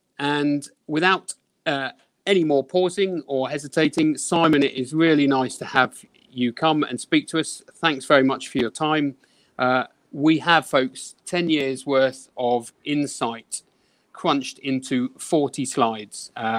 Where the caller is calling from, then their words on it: Sutton, London, United Kingdom; I'm speaking from Sutton in the south of London at the moment, near to Croydon.